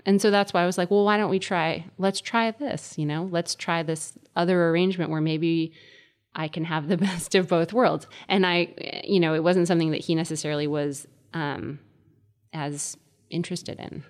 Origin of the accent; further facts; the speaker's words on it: Connecticut, United States; moved away as an adult; also born or lived in Indiana; I was growing up in Connecticut